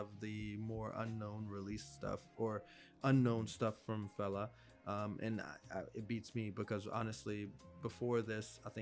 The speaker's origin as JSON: {"language": "English", "area": "small town outside Lynchburg", "region": "Southwest Virginia", "country": "United States", "tie": "born or raised there", "moved": "as an adult", "lives_now": "Washington, D.C., United States", "said": "I'm from a small town outside of or in Southwest Virginia"}